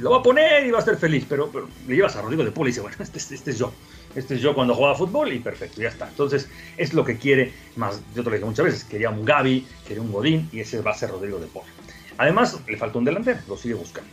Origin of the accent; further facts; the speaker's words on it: Mexico; somos mexicanos